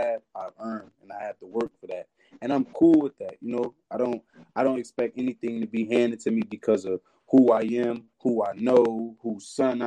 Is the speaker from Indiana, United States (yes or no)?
no; Elizabeth, New Jersey, United States; I'm from Elizabeth, New Jersey